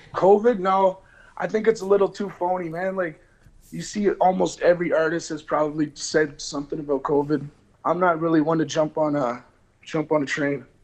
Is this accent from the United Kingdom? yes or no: no; Canada; we grew up on the reserve